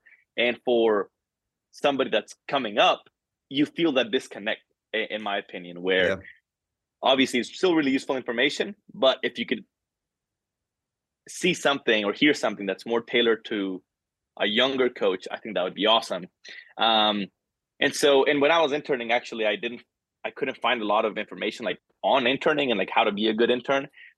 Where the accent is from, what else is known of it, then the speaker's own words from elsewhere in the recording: El Salvador; born there; also born or lived in Central America; I was born in El Salvador, bounced around Central America a couple times, lived in four other countries